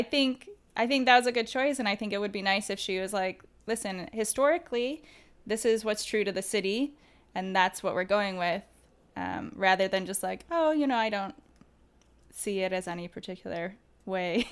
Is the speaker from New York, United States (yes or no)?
no; Detroit, Michigan, United States; I grew up in the Metro Detroit area